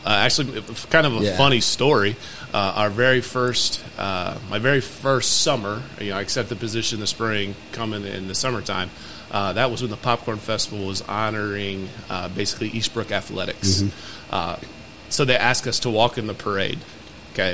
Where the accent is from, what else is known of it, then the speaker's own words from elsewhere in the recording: Warsaw, Indiana, United States; moved away as an adult; also born or lived in Noblesville, Indiana / Anderson, Indiana; now in Grant County, Indiana, United States; So I'm originally from Warsaw, Indiana. A 2004 graduate of Warsaw High School.